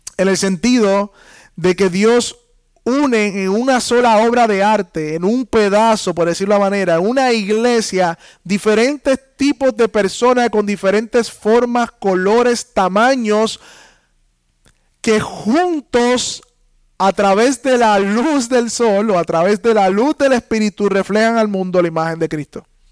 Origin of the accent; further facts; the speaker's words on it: Puerto Rico; somos puertorriqueños, entonces nos unimos la iglesia puertorriqueña